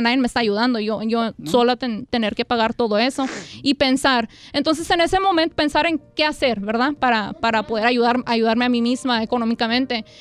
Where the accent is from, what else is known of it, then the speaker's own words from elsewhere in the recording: Calexico, California, United States; Yo soy originaria de Calexico, California.